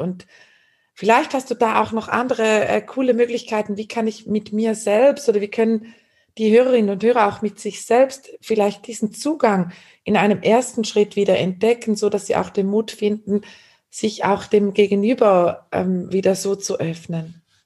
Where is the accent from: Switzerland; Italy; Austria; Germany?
Switzerland; ich bin eine Schweizerin